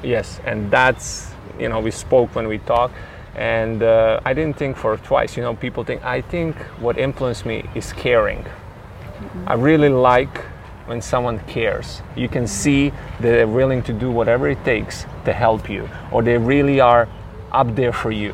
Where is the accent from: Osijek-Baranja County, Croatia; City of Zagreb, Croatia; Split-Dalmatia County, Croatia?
Split-Dalmatia County, Croatia; Split; at that time in 90s where I was growing up, I was born in Split, Croatia.